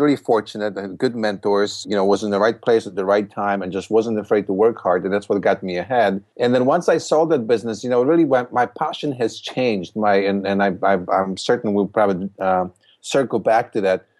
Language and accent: English; Poland; English is a second language; moved away as an adult; now in United States; I, uh, came to the United States in, from Poland in nineteen eighty-nine